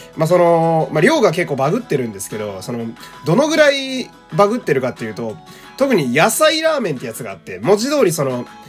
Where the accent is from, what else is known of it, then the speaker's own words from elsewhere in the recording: Fukui, Japan; 一応私、地元福井県なんですけど